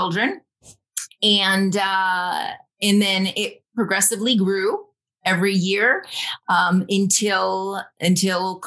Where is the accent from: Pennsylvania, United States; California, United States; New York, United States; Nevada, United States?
New York, United States; Rome; moved away as an adult; also born or lived in Dominican Republic; I am originally from Rome, New York, little small town in upstate New York.